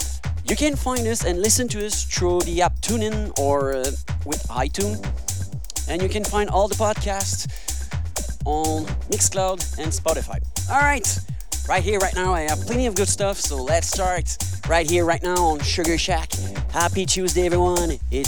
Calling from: Montreal, Quebec, Canada; I'm your host … I'm live from Montreal, Quebec, Canada.

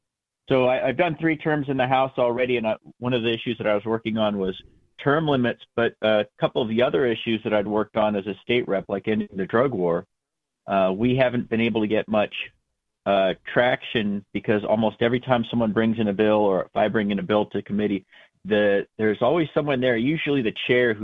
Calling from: Merrimack, New Hampshire, United States; Calling from Merrimack, New Hampshire.

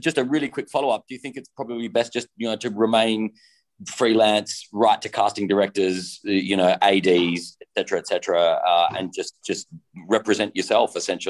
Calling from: Adelaide, South Australia, Australia; I'm calling in from Adelaide too.

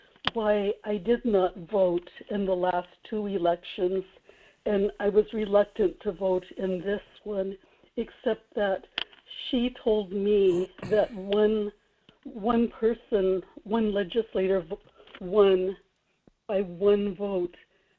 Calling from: Kodiak, Alaska, United States; Good morning, Michael. This is … in Kodiak.

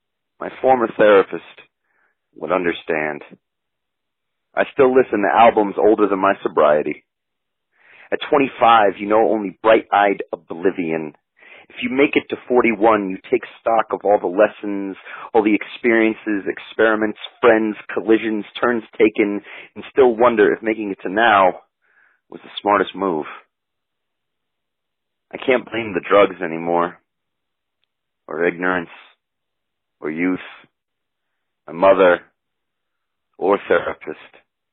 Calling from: Denver, Colorado, United States; I'm calling from Denver, Colorado.

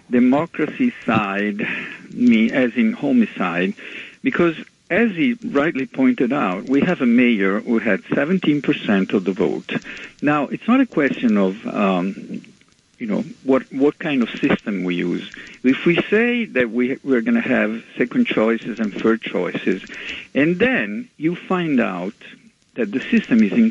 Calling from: Manhattan, New York, United States; from Manhattan.

